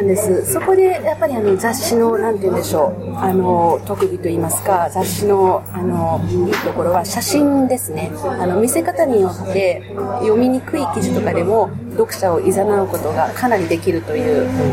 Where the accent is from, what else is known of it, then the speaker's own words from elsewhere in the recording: Tokyo, Japan; 私は、あの、東京生まれ、東京育ちで、東京の大きな教会の信